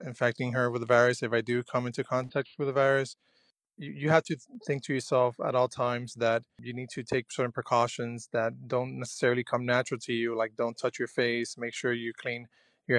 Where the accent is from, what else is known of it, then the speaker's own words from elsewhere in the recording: Miami, Florida, United States; also born or lived in Cuba; now in New York, United States; I was born in Cuba. I was raised in Miami, Florida